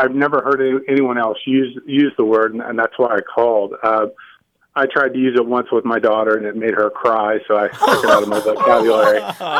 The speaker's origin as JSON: {"language": "English", "region": "Indiana", "country": "United States", "said": "the area of Indiana I'm from is very high in German Catholic."}